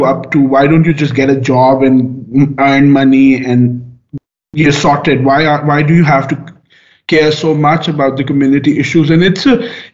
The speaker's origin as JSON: {"language": "English", "country": "Pakistan", "said": "I'm coming from Pakistan"}